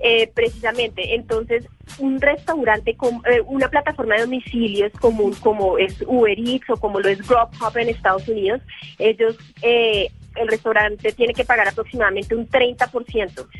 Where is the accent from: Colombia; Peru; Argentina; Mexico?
Colombia; Nosotros somos colombianos